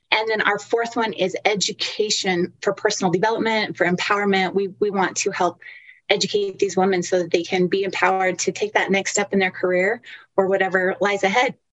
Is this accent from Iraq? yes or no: no; Utah, United States; I am from Utah